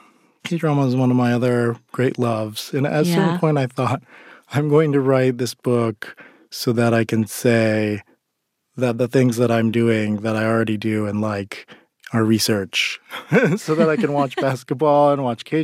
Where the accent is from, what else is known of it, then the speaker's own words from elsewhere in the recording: South Korea; born there; But I'm adopted from Korea, and I've often felt like that dynamic in the Asian American community is kind of a strange and sometimes uncomfortable one